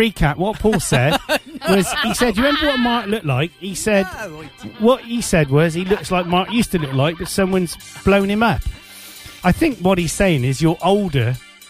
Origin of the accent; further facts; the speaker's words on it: Jamaica; I come from Jamaica.